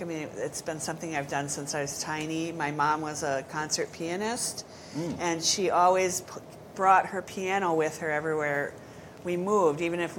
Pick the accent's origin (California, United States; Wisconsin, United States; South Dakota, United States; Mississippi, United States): Wisconsin, United States; Appleton; I grew up, I guess, primarily in the Appleton area. We moved around a lot when I was a kid, but we ended up in Appleton when I was about 12.